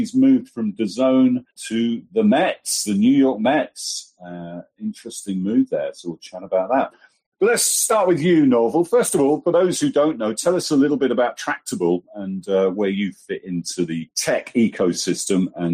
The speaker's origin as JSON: {"language": "English", "town": "Folkestone", "region": "South East England", "country": "United Kingdom", "tie": "born or raised there", "moved": "yes", "said": "10 miles from where I was brought up in Folkestone"}